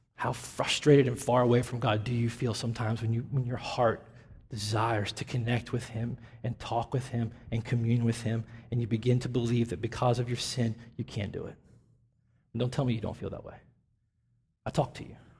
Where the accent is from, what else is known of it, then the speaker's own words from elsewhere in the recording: Nashville, Tennessee, United States; moved away; I grew up in the South, in Tennessee, and in the epicenter of it all in Nashville